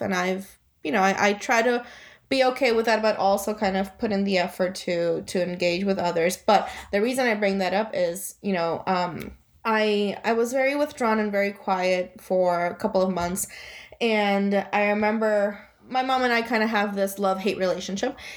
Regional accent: Guaynabo, Puerto Rico; also born or lived in Florida; now in Wethersfield, United States; I was born and raised in Puerto Rico. I'm from Guaynabo originally.

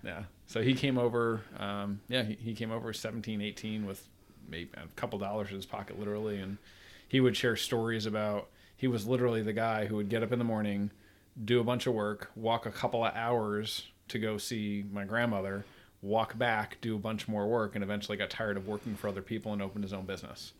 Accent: Troy, New York, United States; now in Virginia, United States; I'm from Troy, New York, near Albany

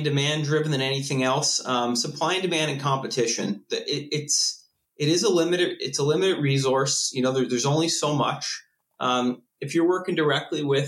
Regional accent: Cape Breton, Nova Scotia, Canada; moved away; I'm from originally from Cape Breton, Nova Scotia

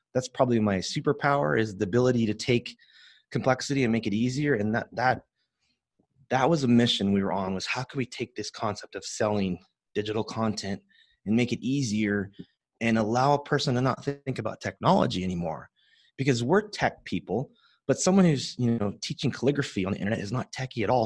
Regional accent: San Joaquin Valley, Central California, United States; I grew up in that world of farming

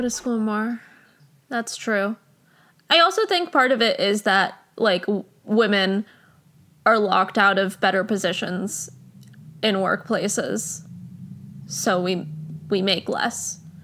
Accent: New Jersey, United States; my home state of New Jersey

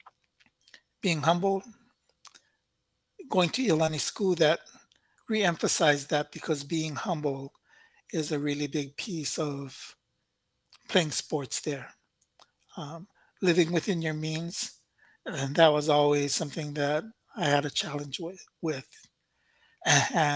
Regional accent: Honolulu, Hawaii, United States; also born or lived in Pacific Northwest; Moana Lua for me, again, obviously that's where we grew up. But it was really in my younger years that we were there

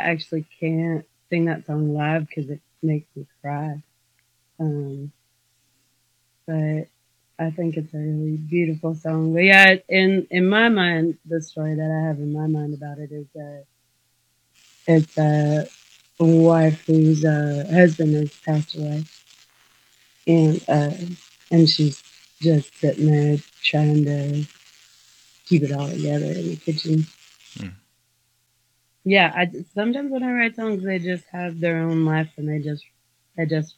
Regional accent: Kentucky, United States; moved away; I am originally from Kentucky.

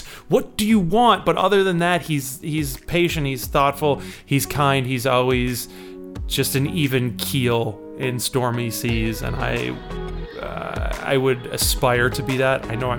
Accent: Chicago, Illinois, United States

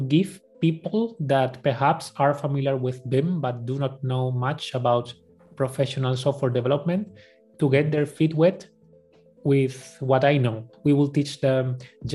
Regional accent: Spain; accent: Spanish; English is a second language; my Spanish accent

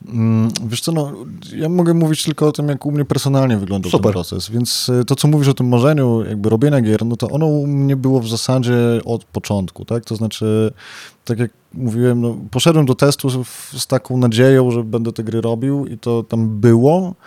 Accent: Białystok, Podlaskie Voivodeship, Poland; moved away; jestem z Białego Stoku, wobec czego po wielu latach powróciłem do swojego rodzinnego miasta

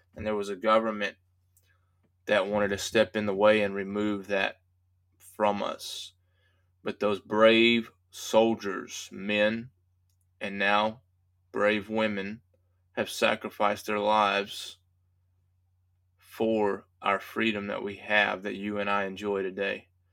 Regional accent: United States; as American citizens

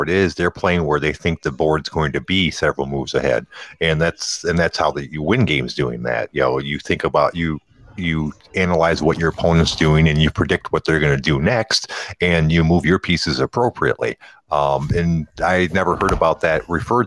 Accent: Detroit, Michigan, United States; moved away; I'm from Detroit

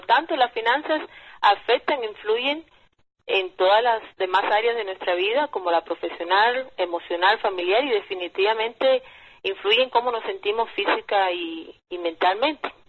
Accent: Cuba; now in United States; pero como inmigrante latina, cubana, que soy, hablo por supuesto desde mi experiencia propia aquí en los Estados Unidos.

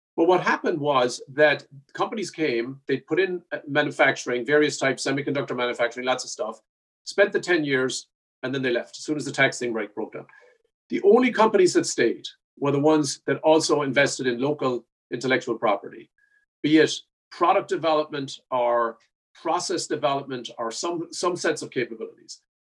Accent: Ireland; now in Buffalo, United States; I'm Irish

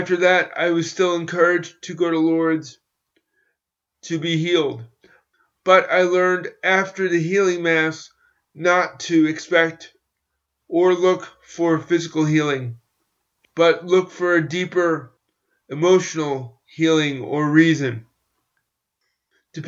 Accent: New York, United States; my hometown

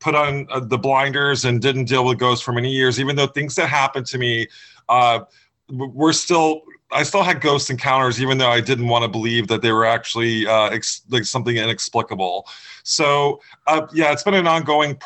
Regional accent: Florida, United States; moved away as an adult; now in New England, United States; I grew up in Florida. I moved here in the 90s for college

